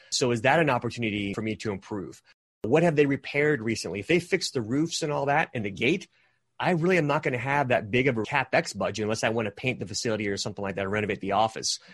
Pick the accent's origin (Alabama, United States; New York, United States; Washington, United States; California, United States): California, United States; moved away; I'm actually originally from California